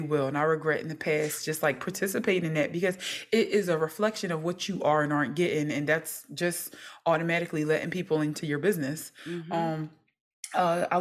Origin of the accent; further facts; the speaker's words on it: Philadelphia, Pennsylvania, United States; I am from North Philly